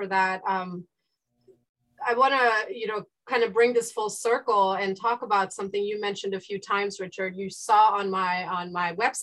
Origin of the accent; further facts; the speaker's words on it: India; now in United States; I grew up in the East in India, and I've participated in the education system of both India and the East and here in the United States